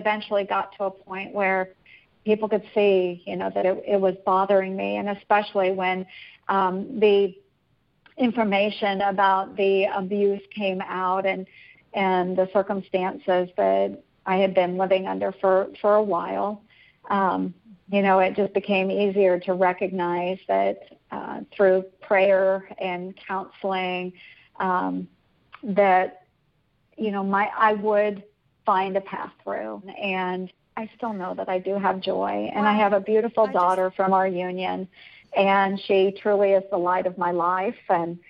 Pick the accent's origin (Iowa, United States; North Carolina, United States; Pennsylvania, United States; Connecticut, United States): Iowa, United States; my hometown as very similar to Mayberry, you know, where just people are always trying to do good and it's friendly, Iowa nice